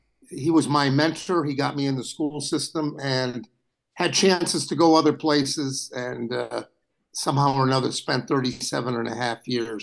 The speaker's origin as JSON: {"language": "English", "town": "North Haven", "region": "Connecticut", "country": "United States", "tie": "born or raised there", "moved": "as an adult", "lives_now": "New Haven, United States", "said": "My sister came around when I was close to 9 years old, born in North Haven. But I moved out to the Monowese section of North Haven and did all my schooling there."}